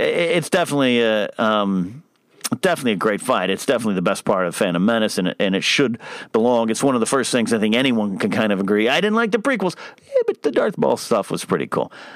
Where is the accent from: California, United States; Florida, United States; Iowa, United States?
California, United States; Arroyo Grande; My hometown of Aurora Grande and San Luis Obispo, Pismo Beach